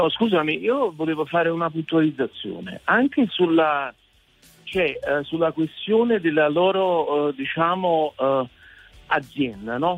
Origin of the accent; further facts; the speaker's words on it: Naples, Campania, Italy; Guarda che a casa mia, io sono napoletano, napoletano della, della zona alta